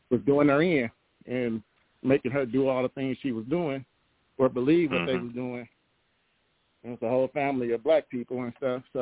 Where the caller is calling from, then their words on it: Oakland, California, United States; From oh, um, um, Oakland, California.